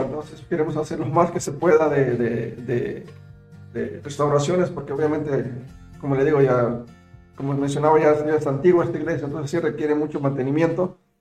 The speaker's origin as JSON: {"language": "Spanish", "country": "Mexico", "also_born_or_lived": "United States", "moved": "yes", "said": "yo obviamente soy mexicano, pero me siento muy orgulloso de serlo"}